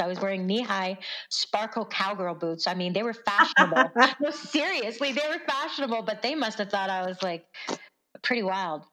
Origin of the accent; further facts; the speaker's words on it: Stony Plain, Alberta, Canada; i grew up in around uh, just west of edmonton